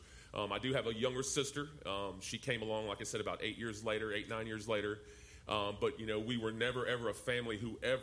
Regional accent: San Diego, California, United States; also born or lived in Dallas, Texas; I grew up in Southern California, in San Diego, in the ghettos of Southern California

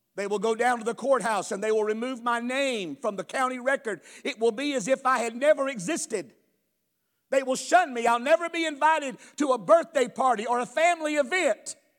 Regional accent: United States; I grew up in America. I was born and raised here. I've only known America.

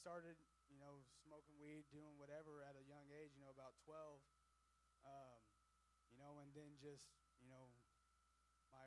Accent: Miller, Missouri, United States; I'm from Miller, Missouri, a real small town

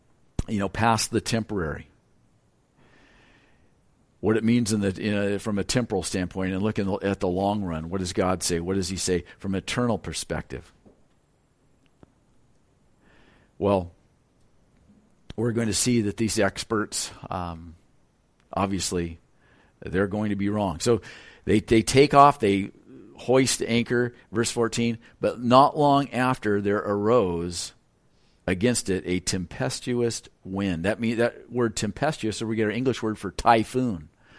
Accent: Lompoc, California, United States; And where I'm from California, those northeast winds are cold and they're strong. And that's kind of the predominant wind in Lompoc.

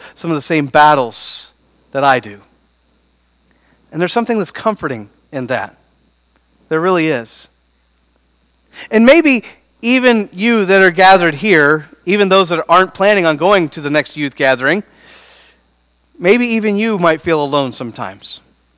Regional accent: Beaufort, Missouri, United States; I grew up in Beaufort, Missouri, population 200

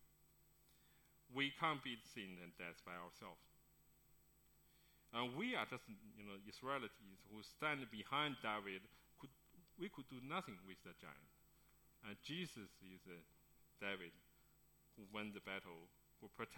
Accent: Beijing, China; moved away; That's my hometown, Beijing

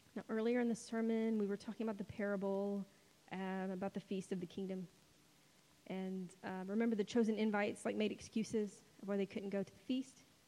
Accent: United States; spoiled American Christians

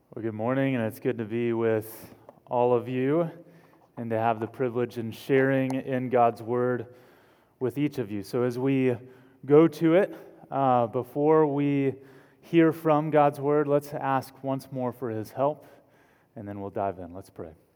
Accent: Texas, United States; accent: Texan; my native language of Texan

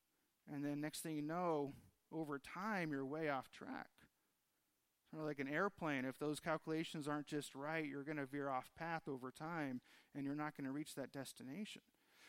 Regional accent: Los Angeles, California, United States; now in Tucson, United States; fairly new to Tucson, still trying to figure out what Tucson was all about. I came from Los Angeles area, so much different than what we have here.

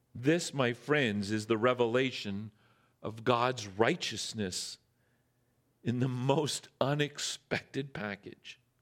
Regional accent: Northern Ontario, Canada; now in Squamish, Canada; I'm from Northern Ontario

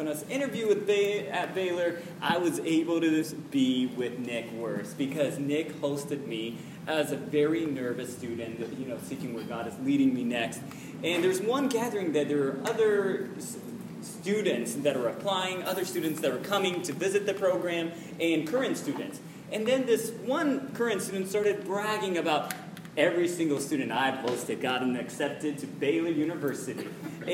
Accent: Japan; moved away; I was born and raised in Japan.

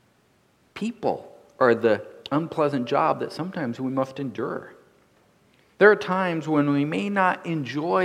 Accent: North Dakota, United States; Growing up in North Dakota, I look at things differently as a farm boy than those who grew up in the city

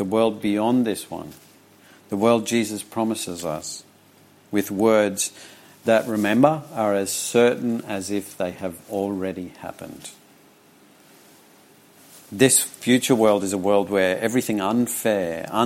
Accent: Charters Towers, Queensland, Australia; When I was young, growing up in Charters Towers

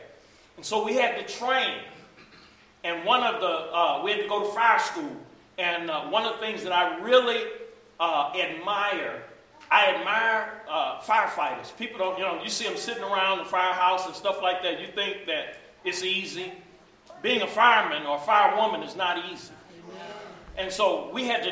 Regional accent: East St. Louis, Illinois, United States; I'm from East St. Louis

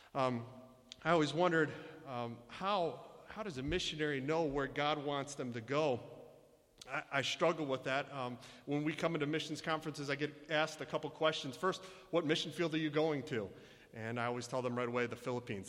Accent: Michigan, United States; I was born and raised here in Michigan

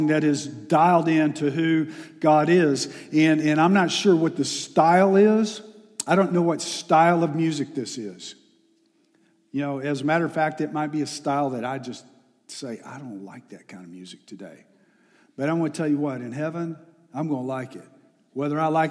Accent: Texas, United States; moved away; I'm from Texas

